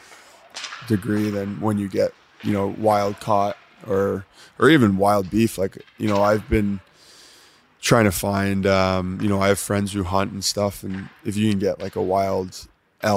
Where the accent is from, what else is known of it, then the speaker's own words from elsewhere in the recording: South Florida, United States; now in Ottawa, Canada; I grew up playing with him in Florida, South Florida